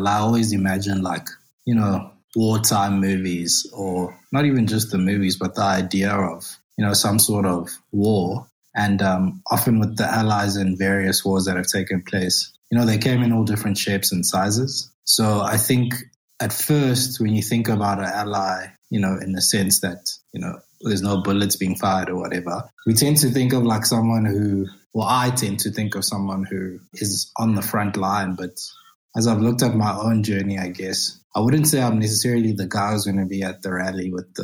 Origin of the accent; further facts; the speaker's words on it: South Africa; I'm a South African male.